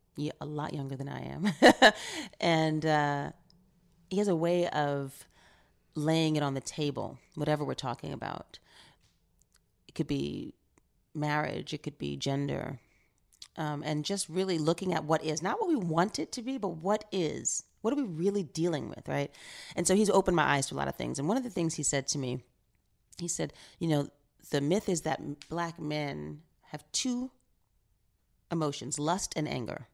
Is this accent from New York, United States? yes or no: yes; New York, United States; growing up in New York, um, in high school and then post-college, living downtown in the East Village